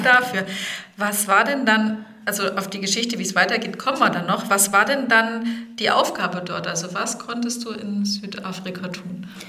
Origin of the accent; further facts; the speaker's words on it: Bad Neustadt an der Saale, Bavaria, Germany; ich bin Rhönerin. In Bad Neustadt geboren und aufgewachsen